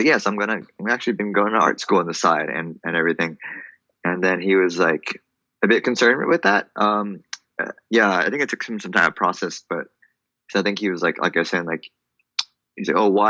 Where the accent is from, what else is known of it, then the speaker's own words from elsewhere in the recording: Orange County, Southern California, United States; now in Los Angeles, United States; I'm originally from Orange County, down in SoCal. Right now I'm based in LA.